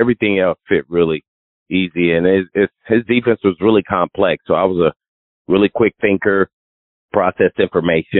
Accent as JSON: {"language": "English", "town": "Indianapolis", "region": "Indiana", "country": "United States", "tie": "born or raised there", "said": "I was too small growing up in Indianapolis"}